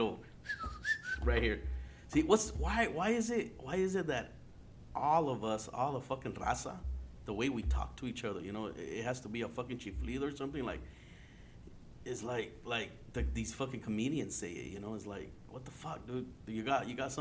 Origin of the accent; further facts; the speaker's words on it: Yuma, Arizona, United States; also born or lived in San Luis Río Colorado, Sonora, Mexico; now in Phoenix, United States; I grew up in Yuma, you know. I grew up in Yuma, Arizona